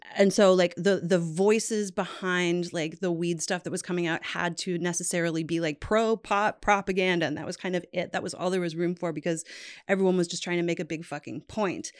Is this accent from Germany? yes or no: no; Newfoundland and Labrador, Canada; moved away; I'm from Newfoundland, which is, like, a very remote, weird part of Canada